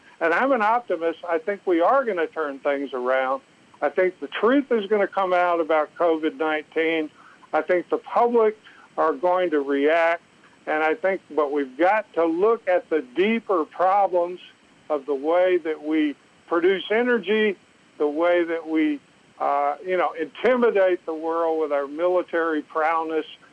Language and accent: English; Southeast Texas, United States; I grew up in the South. I grew up in Southeast Texas